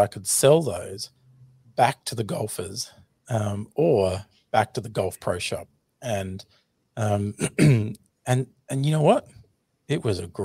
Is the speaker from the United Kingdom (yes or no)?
no; Australia; accent: Australian; in Australia, which you can clearly hear my Australian accent